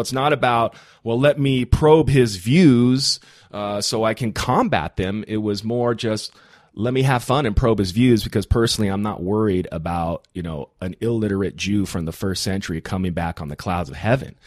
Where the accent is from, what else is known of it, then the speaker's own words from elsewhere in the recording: Big Bear, California, United States; I grew up in Big Bear, very religious town